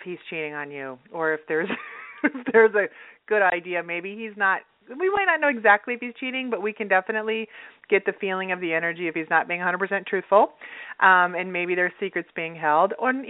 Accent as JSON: {"language": "English", "region": "Utah", "country": "United States", "tie": "born or raised there", "moved": "yes", "lives_now": "Los Angeles, United States", "said": "I grew up in Utah. So, yeah. I grew up in Utah"}